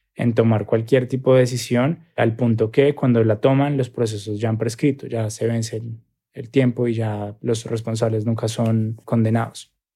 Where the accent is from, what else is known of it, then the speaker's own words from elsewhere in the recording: Colombia; soy periodista colombiano